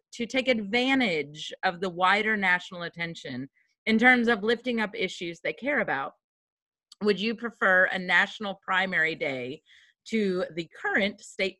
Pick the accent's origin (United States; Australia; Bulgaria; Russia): United States; Kentucky; moved away; also born or lived in Tennessee / New York; I grew up in Kentucky, right?